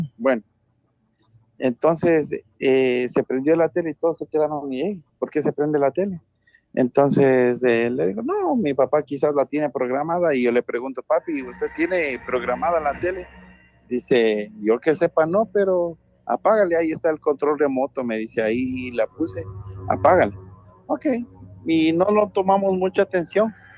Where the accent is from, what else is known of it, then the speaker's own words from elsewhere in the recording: Ecuador; now in New Orleans, United States; Te estoy llamando de Nueva Orleans, pero soy de Ecuador.